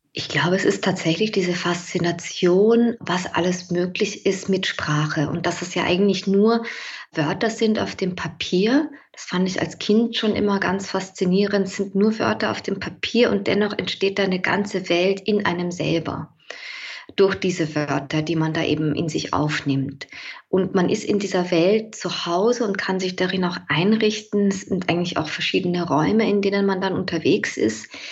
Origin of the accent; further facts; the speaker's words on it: St. Pölten, Lower Austria, Austria; now in Vienna, Austria; 1980 geboren in St. Pölten, das ist in Niederösterreich äh, relativ nah bei Wien, aber schon recht lange in Wien lebend